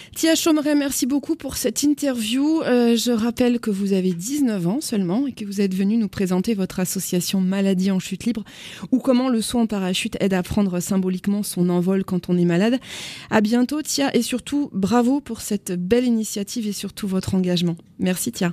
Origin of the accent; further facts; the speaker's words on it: Agen, Nouvelle-Aquitaine, France; je suis moi-même d'Agen